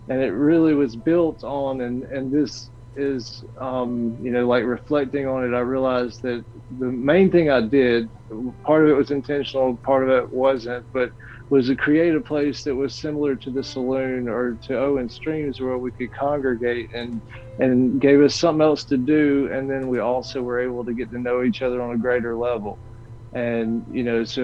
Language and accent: English; Mississippi, United States; also born or lived in Warner Robins, Georgia; I was born in Georgia. My dad was in the Air Force, and we um, so we we lived in there, or we lived there. I was born in Warner Robins, lived there for a little while, moved to um, South Mississippi, and that was kind of like my formative years.